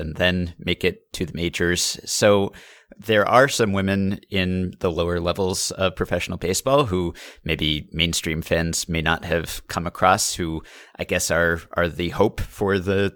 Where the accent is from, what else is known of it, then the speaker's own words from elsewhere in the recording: New York, United States; I grew up in New York